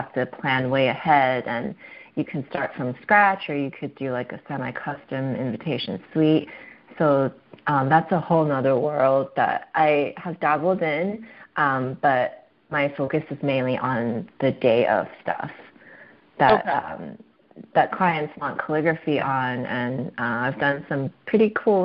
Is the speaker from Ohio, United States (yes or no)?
no; Bay Area, California, United States; moved away as an adult; now in San Diego, United States; I'm originally from the Bay Area